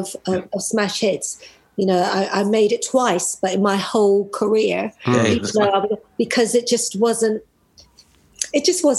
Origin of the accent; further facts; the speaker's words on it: United States; moved away; also born or lived in United Kingdom; I'm American, I was a British-based artist